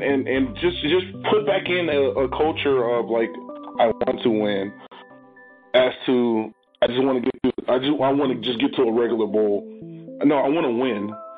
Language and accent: English; Tacoma, Washington, United States; I'm from Tacoma